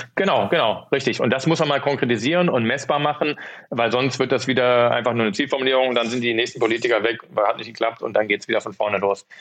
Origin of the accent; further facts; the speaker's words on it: Rhineland, Germany; accent: rheinischer Slang (Rhineland); moved away; Ich komme ja auch aus dem Rheinland